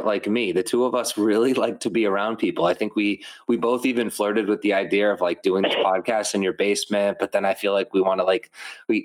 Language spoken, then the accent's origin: English; Methuen, Massachusetts, United States; Holy Family Hospital, which is in my hometown, Methuen, Massachusetts